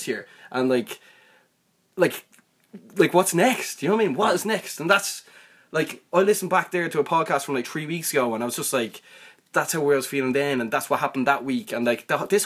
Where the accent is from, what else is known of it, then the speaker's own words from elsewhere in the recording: Ireland; we're from Ireland